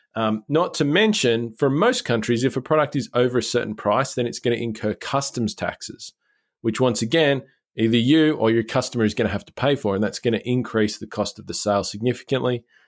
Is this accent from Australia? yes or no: yes; Australia; as an Australian